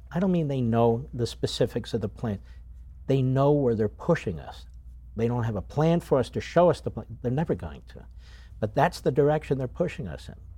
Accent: Philadelphia, Pennsylvania, United States; me as a Philadelphian

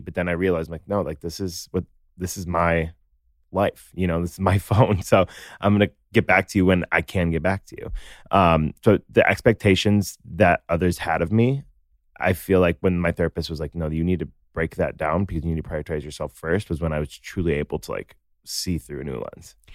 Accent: Naperville, Illinois, United States; I'm from Naperville

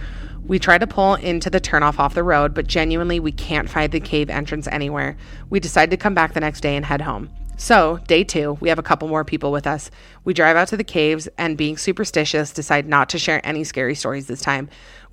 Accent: Illinois, United States; I was home from college for Thanksgiving break back in my hometown in Illinois.

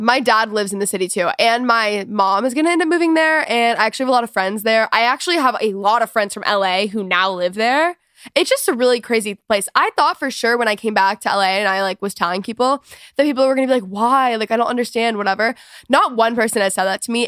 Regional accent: Texas, United States; I'm from Texas. I did not grow up in the country by any means

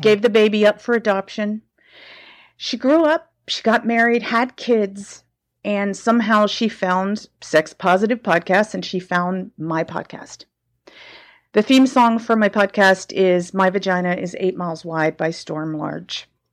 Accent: the South, United States; now in San Francisco, United States; I grew up in the South

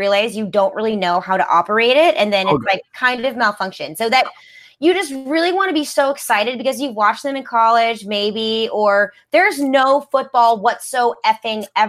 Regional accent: St. Louis, Missouri, United States; I'm from St. Louis, Missouri

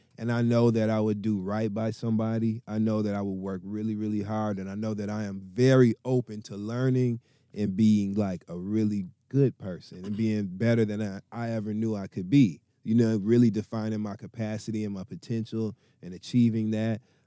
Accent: Midwest, United States; I come from the Midwest

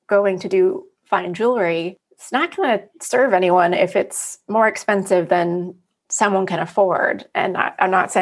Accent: Pacific Northwest, United States; moved away as an adult; also born or lived in New York City; now in New York, United States; I was born and raised in the Pacific Northwest and moved to New York in college.

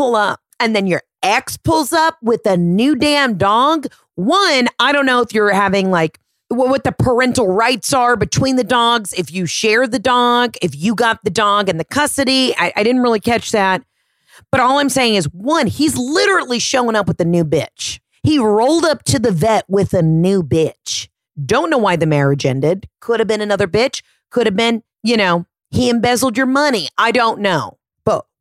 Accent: the South, United States; I'm from the South

